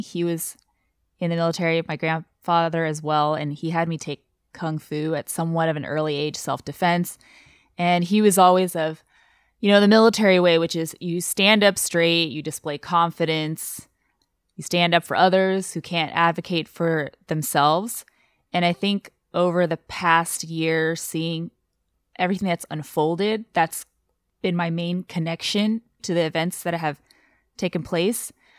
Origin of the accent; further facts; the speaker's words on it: Taiwan; English is a second language; now in United States; born and raised in Taiwan